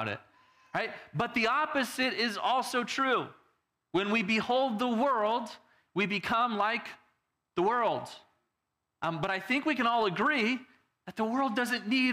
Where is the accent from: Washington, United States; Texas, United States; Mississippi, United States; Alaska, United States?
Texas, United States; Growing up in Texas, we also had the country people